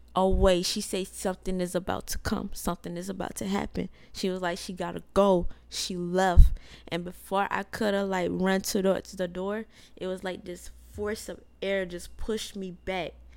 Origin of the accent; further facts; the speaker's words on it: South Carolina, United States; we're from South Carolina